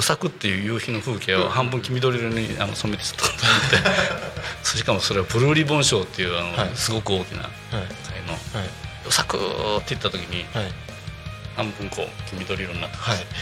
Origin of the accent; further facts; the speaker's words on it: Tokushima, Japan; also born or lived in Tokyo; now in Tako, Japan; 僕は徳島出身なんですけど